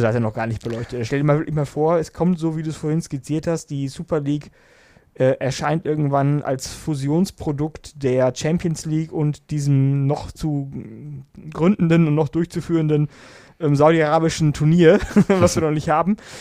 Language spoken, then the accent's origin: German; Germany; bei uns in Deutschland